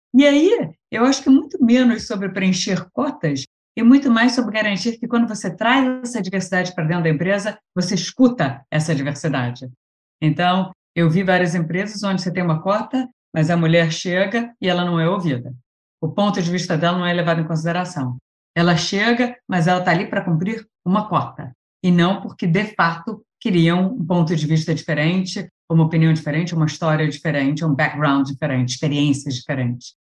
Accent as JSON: {"language": "Portuguese", "region": "Rio de Janeiro", "country": "Brazil", "said": "sou carioca, né? Então estudei engenharia química aí na Federal do Rio de Janeiro"}